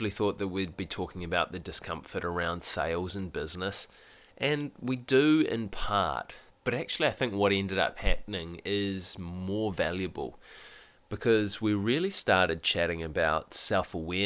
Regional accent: New Zealand; being a Kiwi

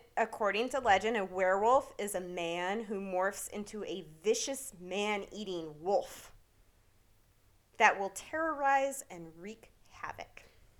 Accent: Vermont, United States; moved away; also born or lived in Pacific Northwest; I'm from Vermont.

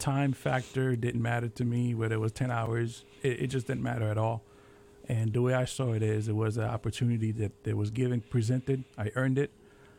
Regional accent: Natick, Massachusetts, United States; Right, my hometown.

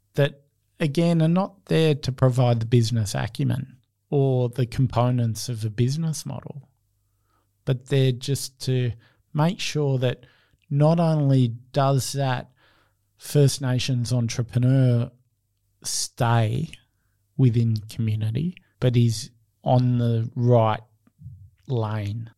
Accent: Australia; I see myself as Australian

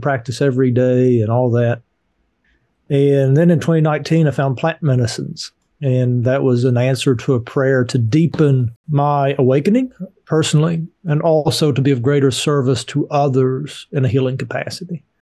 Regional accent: Appalachian Mountains, United States; I grew up poor in the Appalachian Mountains

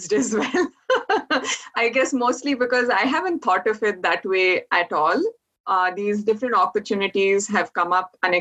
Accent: India; moved away as an adult; also born or lived in Orono, Maine / upstate New York; now in Vermont, United States; I grew up in India, and I moved to University of Maine in Orono to get my first Master of Science degree in biochemistry

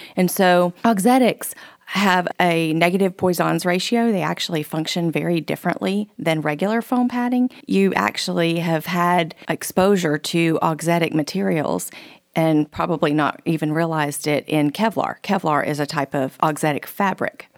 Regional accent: Keystone Heights, Florida, United States; Keystone Heights, Florida, which is my hometown

